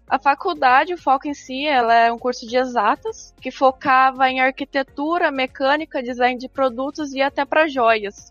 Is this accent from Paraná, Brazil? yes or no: yes; Santo Antônio da Platina, northern Paraná, Brazil; eu sou de Santana do Platino, norte do Paraná, uma cidade pequena